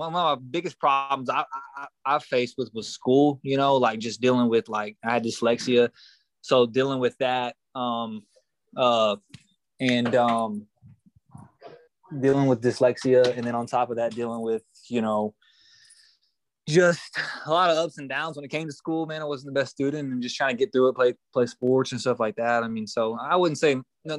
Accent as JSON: {"language": "English", "region": "East Texas", "country": "United States", "tie": "born or raised there", "also_born_or_lived": "Forney, Texas", "moved": "yes", "said": "I'm from East Texas."}